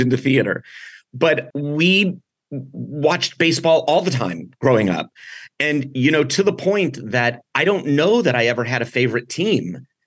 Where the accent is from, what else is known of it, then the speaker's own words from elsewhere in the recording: San Diego, California, United States; I grew up here in San Diego